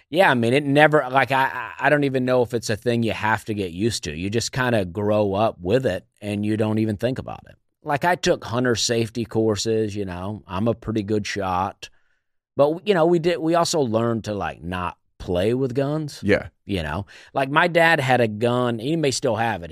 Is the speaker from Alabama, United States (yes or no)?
yes; Opelika, Alabama, United States; now in Nashville, United States; I am from Alabama, a town called Opelika, Alabama